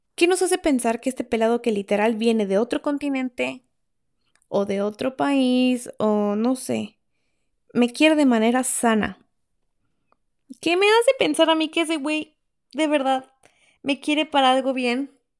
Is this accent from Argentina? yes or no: no; Mexico; moved away as an adult; cuando yo vivía en México